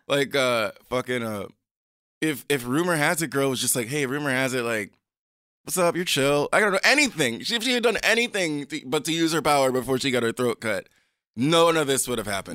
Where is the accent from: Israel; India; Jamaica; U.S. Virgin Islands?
U.S. Virgin Islands; I grew up in the Caribbean, Saint Croix.